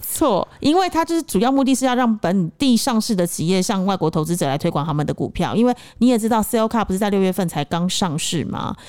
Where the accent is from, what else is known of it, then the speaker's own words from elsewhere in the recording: Taipei, Taiwan; moved away as an adult; now in Cambodia; 因为我是台北市长大的小孩